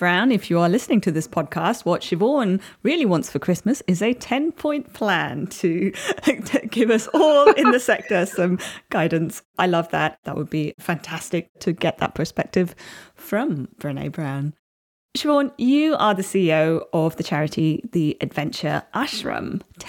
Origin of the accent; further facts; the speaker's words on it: Chennai, Tamil Nadu, India; you, I don't believe, went to my hometown of Chennai, but you were quite close to Chennai in Bangalore.